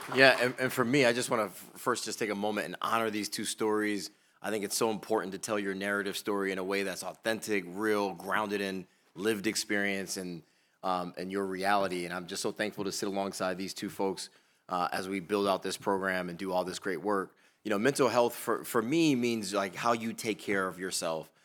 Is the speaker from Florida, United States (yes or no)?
no; Bridgeport, Connecticut, United States; moved away as an adult; now in Baltimore, United States; I grew up in Bridgeport, Connecticut. You know, I'm not from Baltimore